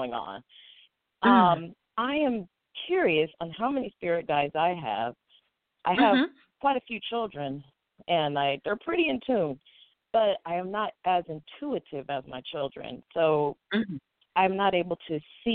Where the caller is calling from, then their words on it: Sacramento, California, United States; I am calling from Sacramento, California